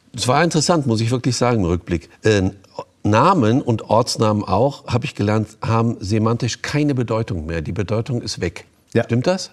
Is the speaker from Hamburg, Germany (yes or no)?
no; Essen, North Rhine-Westphalia, Germany; moved away; ich komme ja ursprünglich aus Essen